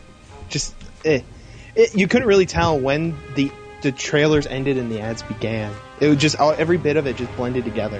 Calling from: Albany, New York, United States; Hey, it's InnerLogic from Albany, New York.

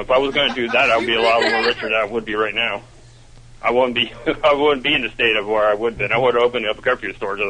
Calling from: Melbourne, Florida, United States; Calling from Melbourne, Florida.

